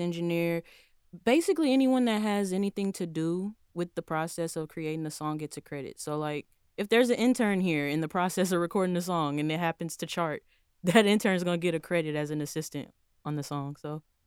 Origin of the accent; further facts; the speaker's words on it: Houston, Texas, United States; moved away as an adult; now in Tallahassee, United States; I was born and raised in Houston, Texas